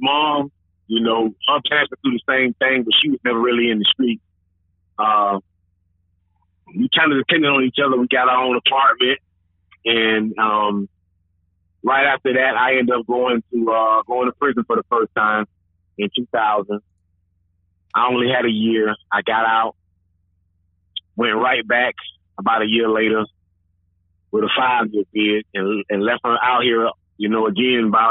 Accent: St. Petersburg, Florida, United States; I'm from St. Petersburg, Florida, born and raised

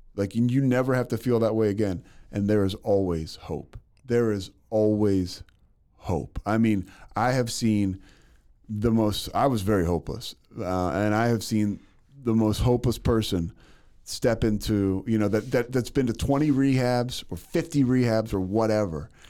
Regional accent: Philadelphia, Pennsylvania, United States; also born or lived in Monroe, Louisiana; now in Waco, United States; I'm from Philadelphia

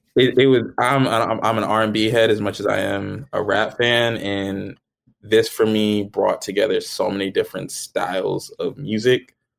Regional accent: New Jersey, United States; I'm from New Jersey

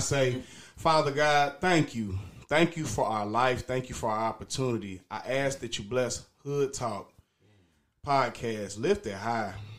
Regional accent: Dayton, Ohio, United States; From Dayton, Ohio. Born and raised Dayton, Ohio

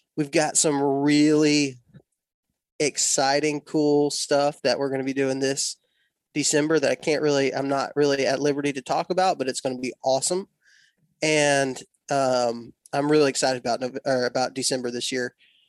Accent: Texas, United States; I was born and raised in West Texas. So I was a Texas Tech fan and pretty much was a Texas Tech fan forever.

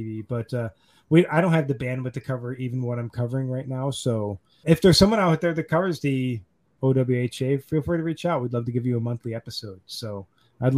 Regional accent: Buffalo, New York, United States; I'm from Buffalo

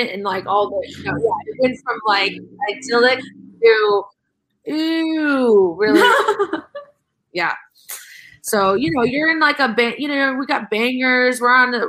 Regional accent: Ohio, United States; I'm from Ohio

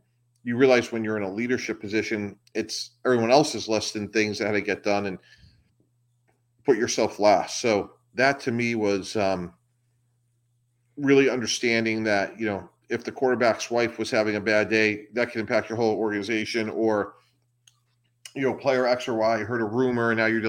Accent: Massachusetts, United States; I grew up outside of the Boston area and had breakfast every morning with my parents

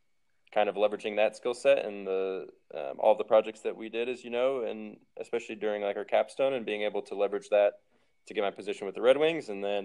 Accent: Missouri, United States; also born or lived in Ohio / Detroit; now in Phoenix, United States; who knew I was ever going to be in Phoenix growing up in the Midwest, but no complaints anymore.

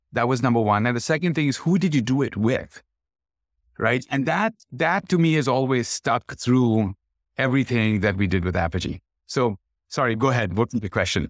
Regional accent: Kolkata, West Bengal, India; moved away; born and brought up in Calcutta

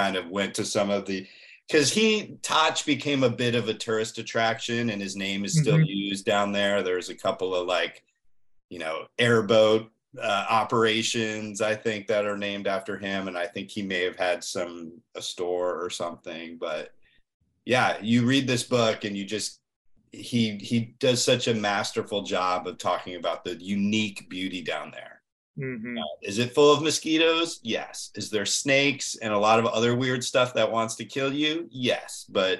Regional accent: Northeast, United States; now in Florida, United States; So, you know, I grew up in the Northeast and I now live in Florida, and I've been here for 20 years, which is just crazy.

